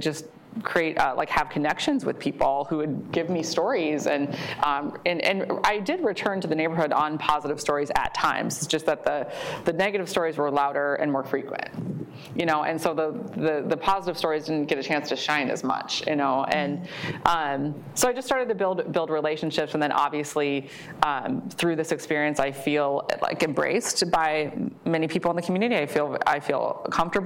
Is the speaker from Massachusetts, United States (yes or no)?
no; Maple Grove, Minnesota, United States; I grew up in the Plymouth Maple Grove area, went to Osseo schools